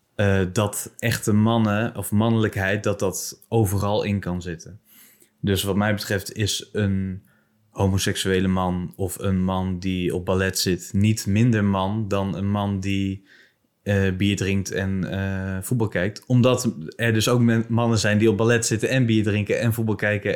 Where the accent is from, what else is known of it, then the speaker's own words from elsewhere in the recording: Bible Belt, Netherlands; in de Bijbelbelt waar ik vandaan kom